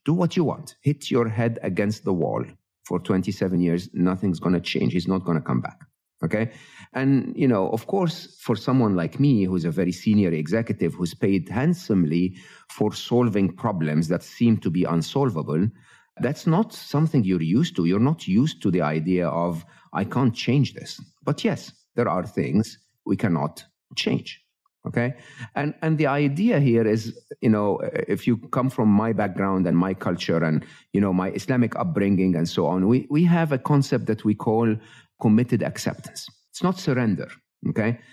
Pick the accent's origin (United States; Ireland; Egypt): Egypt; moved away; I'm an Egyptian, born and raised in Egypt.